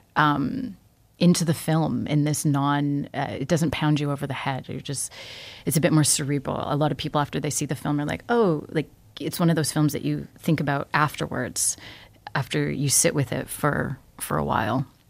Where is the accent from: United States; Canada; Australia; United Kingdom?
Canada; Toronto, Ontario; I grew up in Toronto. Okay. I left for a while and and now I'm back